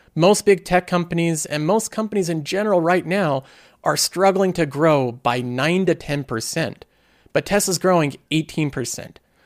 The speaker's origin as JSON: {"language": "English", "country": "United States", "said": "I'm a American."}